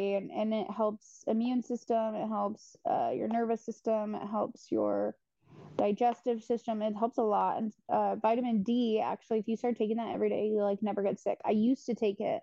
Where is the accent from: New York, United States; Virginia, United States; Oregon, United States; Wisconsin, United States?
Oregon, United States; moved away; growing up in Oregon, and then you move here